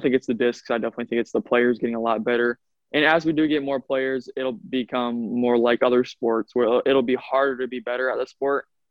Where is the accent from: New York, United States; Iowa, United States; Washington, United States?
Iowa, United States; I'm from Iowa.